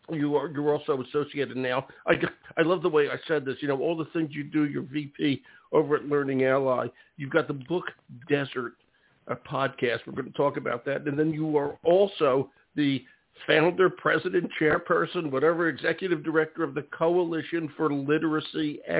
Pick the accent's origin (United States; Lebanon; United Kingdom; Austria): United States; Philadelphia, Pennsylvania; My hometown. I went all through Philadelphia public schools